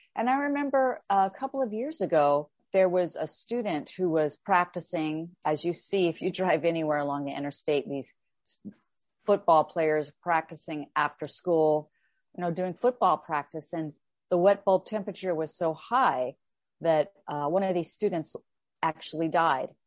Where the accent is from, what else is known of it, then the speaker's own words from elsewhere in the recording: Texas, United States; I am from the South here in the United States